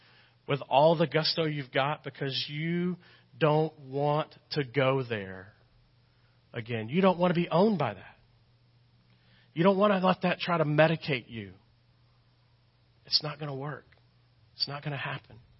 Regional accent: Texas, United States; accent: Texas; my Texas accent

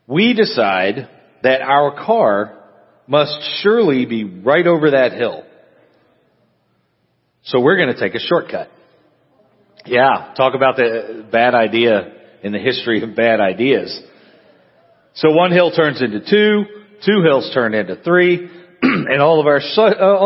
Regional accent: Amarillo, Texas, United States; now in La Grange, United States; when I was growing up, I grew up in Amarillo, which is up in the Panhandle

